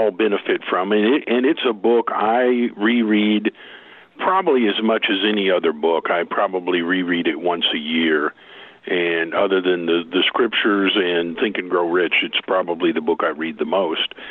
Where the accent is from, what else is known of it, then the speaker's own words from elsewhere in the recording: Oklahoma, United States; I'm from Oklahoma.